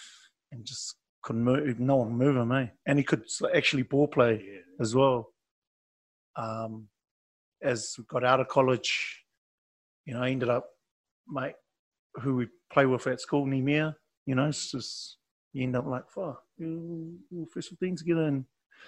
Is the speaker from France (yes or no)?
yes; France; I'm on holiday from France. I paid for myself to come here, so I'm just going to enjoy my holiday and go back home.